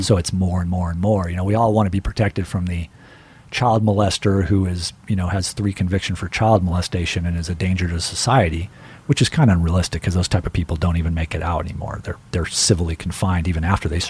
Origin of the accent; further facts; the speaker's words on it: Riverside, California, United States; I grew up in the Inland Empire, which is basically the Midwest